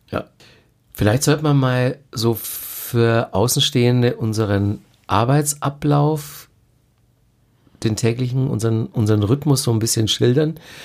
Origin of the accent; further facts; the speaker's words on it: Bavaria, Germany; wir sind ja beide in Bayern aufgewachsen